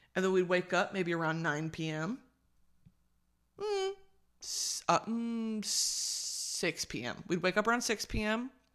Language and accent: English; Dallas, Texas, United States; now in Southern California, United States; I am from Dallas, America